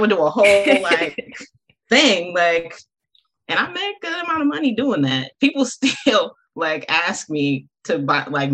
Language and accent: English; Compton, California, United States; I am born and raised in Compton, still live in Compton